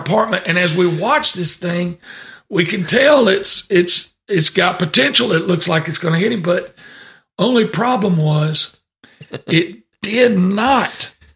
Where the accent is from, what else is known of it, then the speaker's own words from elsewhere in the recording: Deep South, United States; I was born in the Deep South